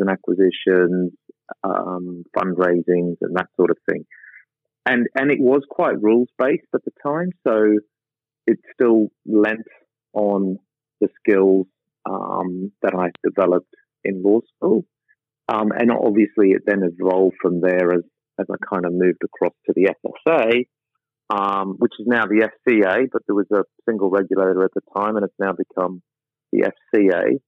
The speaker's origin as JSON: {"language": "English", "town": "Sydney", "region": "New South Wales", "country": "Australia", "tie": "born or raised there", "also_born_or_lived": "London", "moved": "as an adult", "said": "I spent my entire life growing up in the Rockdale, Cogra, Brighton Leigh Sands area of Sydney"}